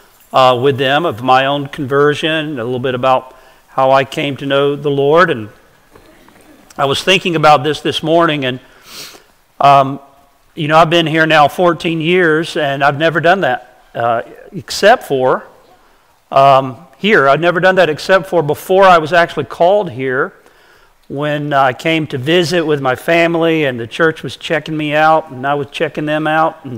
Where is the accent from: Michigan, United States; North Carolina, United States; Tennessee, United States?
North Carolina, United States; Brevard; I was born and raised in Western North Carolina, in the mountains of Western North Carolina. We lived near a town called Brevard